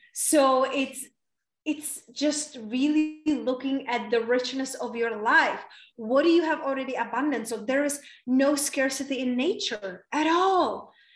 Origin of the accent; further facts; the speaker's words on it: Czechia; English is a second language; moved away as an adult; also born or lived in London / Spain; now in United States; It's from very small town in Czech Republic. That's where I was raised and born, and that's where I stay until I was 20 years old